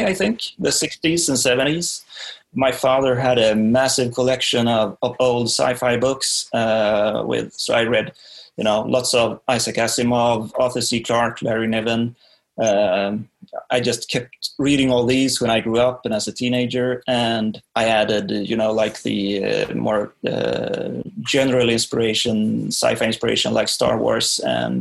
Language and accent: English; Sweden; I'm from Sweden